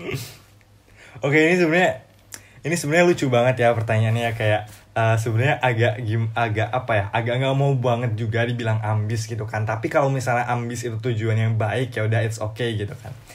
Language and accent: Indonesian; Lampung, Indonesia; now in Bogor, Indonesia; aku berasal dari daerah Lampung, Lampung dan saat ini lagi stay di Bogor.